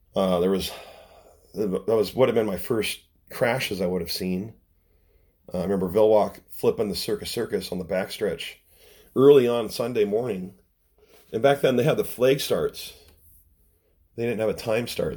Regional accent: Renton, Washington, United States; also born or lived in Seattle, Washington; I'm from Renton, Washington. a suburb of Seattle

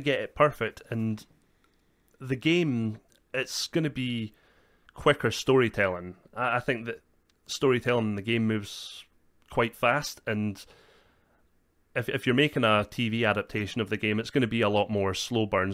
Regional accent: Scotland, United Kingdom; we are Scottish

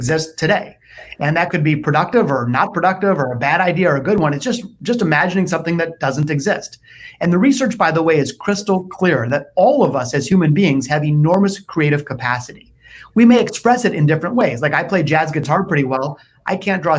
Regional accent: Detroit, Michigan, United States; also born or lived in Naples, Florida; I was born in the city, not the suburbs, and I've spent most of my life in Detroit

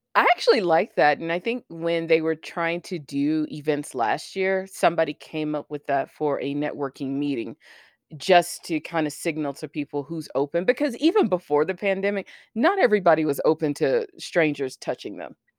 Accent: United States; as an American

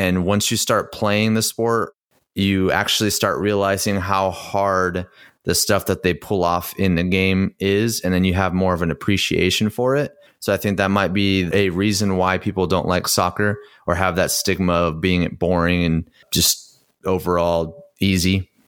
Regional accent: United States; talking to people and growing up in the United States

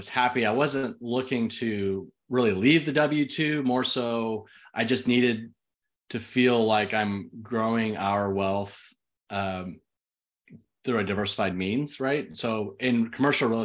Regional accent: Austin, Texas, United States; also born or lived in Twentynine Palms, California; now in College Station, United States; I was born and raised in Austin.

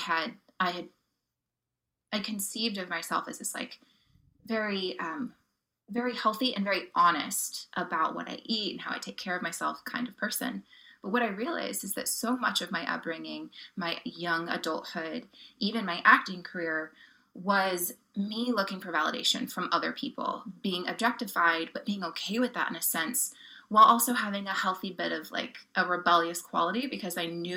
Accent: Oklahoma, United States; My upbringing, I grew up in Oklahoma

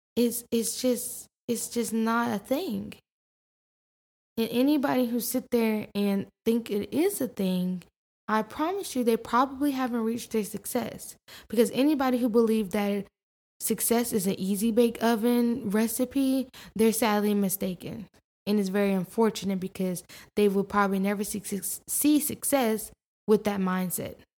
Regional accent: New York, United States; I'm definitely a New Yorker at heart

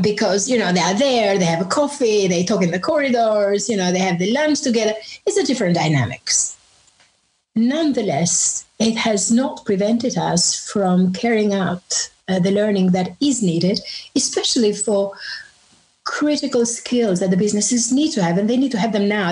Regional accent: Albania; moved away as an adult; now in London, United Kingdom; I grew up in Albania, and that was under communism

